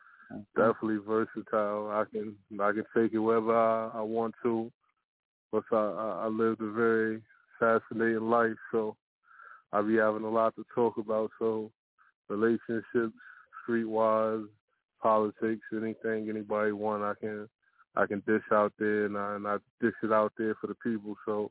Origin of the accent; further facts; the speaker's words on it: New York City, New York, United States; also born or lived in Virginia; Was born in Virginia, but I was brought up in Brooklyn, New York.